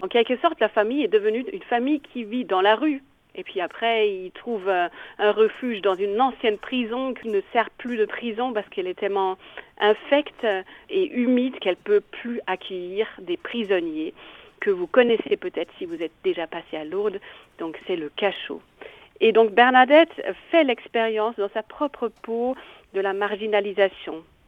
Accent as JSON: {"language": "French", "region": "Bavaria", "country": "Germany", "also_born_or_lived": "Italy", "accent": "Bavarian", "second_language": "French", "moved": "as an adult", "lives_now": "Nevers, France", "said": "Je suis d'origine allemande, d'où le petit accent bavarois"}